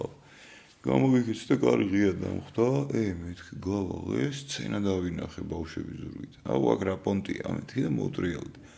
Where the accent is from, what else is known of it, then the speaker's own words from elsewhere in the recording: Tbilisi, Georgia; ვაკეში დავიბადე